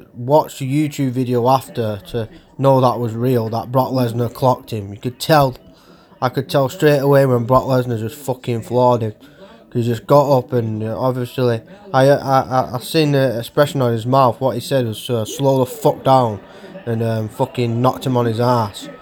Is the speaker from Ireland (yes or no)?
yes; Ireland; also born or lived in Manchester; now in Oldham, United Kingdom; Hopefully I'm going to visit my native land, Ireland, soon. Brings a lot of good memories back. Cause that's where I started in Ireland, as I'm Irish.